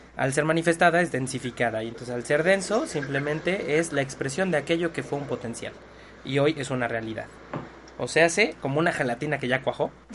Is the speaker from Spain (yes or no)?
no; Mexico; soy mexicano